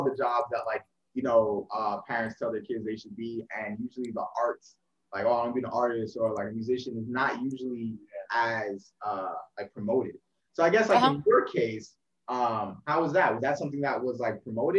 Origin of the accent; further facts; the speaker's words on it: New York, United States; now in Norfolk, United States; we're from New York, but right now we're based in Norfolk, Virginia.